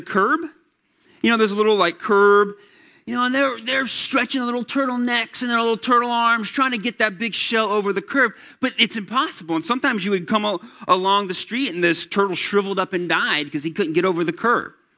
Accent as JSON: {"language": "English", "town": "Atlanta", "region": "Georgia", "country": "United States", "tie": "born or raised there", "said": "I grew up in Atlanta, Georgia"}